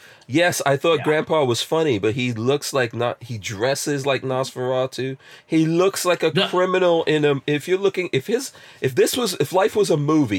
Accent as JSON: {"language": "English", "town": "New York City", "region": "New York", "country": "United States", "tie": "born or raised there", "said": "I grew up in New York City. There's a lot of people who speak Spanish in New York City."}